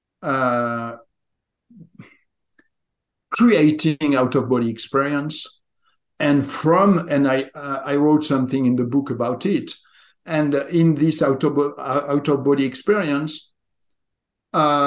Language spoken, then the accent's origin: English; southwest France, France; moved away as an adult; also born or lived in southwestern United States; now in United States; I was born and raised in France, in the southwest of France. I live now in the southwest of America